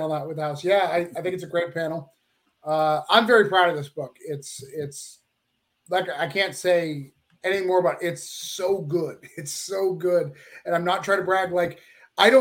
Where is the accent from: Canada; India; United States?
United States; Rochester, New Hampshire; I'm from Rochester, New Hampshire